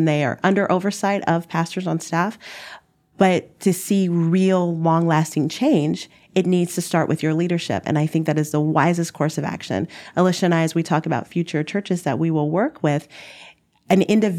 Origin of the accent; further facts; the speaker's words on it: the South, United States; Number one, we're from the South. And in the Midwest, communication is different.